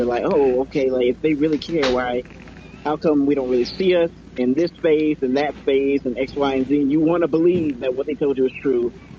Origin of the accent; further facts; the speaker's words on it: Georgia, United States; I'm from Georgia